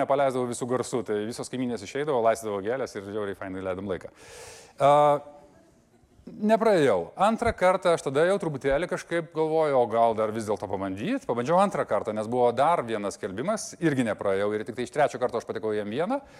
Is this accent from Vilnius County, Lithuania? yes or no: yes; Vilnius, Vilnius County, Lithuania; aš šiaip esu Vilnietis iš pašaknų, e, mano tėvai susitiko, e, įtariu, kažkurioje diskotekoje arba Kaune KTU, arba kažkur visiukose, nes tėvukas ten mokėsi ir tada jie pradėjo gyventi Vilniuje ir ten gimiau aš.